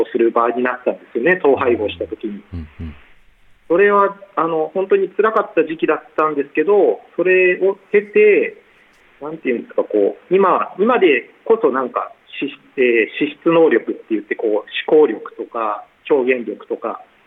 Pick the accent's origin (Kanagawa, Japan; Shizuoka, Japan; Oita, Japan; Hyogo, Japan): Kanagawa, Japan; moved away as an adult; also born or lived in Norway / Europe; now in Fukui, Japan; 私は神奈川県出身で